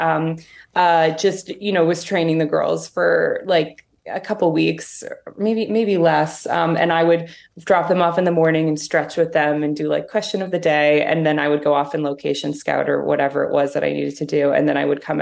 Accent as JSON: {"language": "English", "town": "Toronto", "region": "Ontario", "country": "Canada", "tie": "born or raised there", "said": "I grew up in Toronto"}